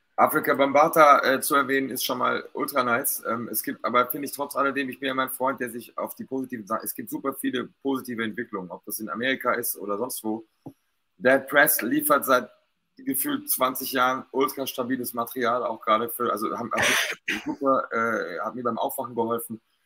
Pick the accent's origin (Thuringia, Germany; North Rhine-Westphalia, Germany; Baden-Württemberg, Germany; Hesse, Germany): Baden-Württemberg, Germany; Stuttgart; ich war halt hier als Stuttgarter